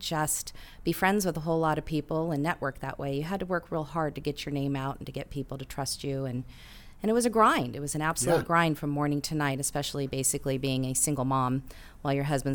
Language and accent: English; Huntington Beach, California, United States; now in San Diego, United States; I grew up in Huntington Beach and moved my way down to San Diego when I married my husband